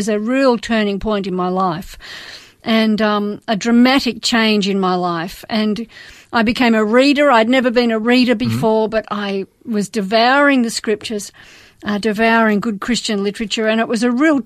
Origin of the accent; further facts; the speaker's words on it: Melbourne, Victoria, Australia; I was born and raised in Melbourne